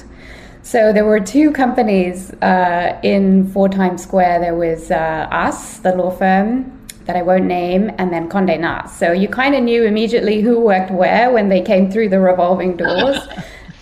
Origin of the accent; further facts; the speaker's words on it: London, United Kingdom; moved away as an adult; also born or lived in Boston / New York; So I'm originally from London, the UK, and I came over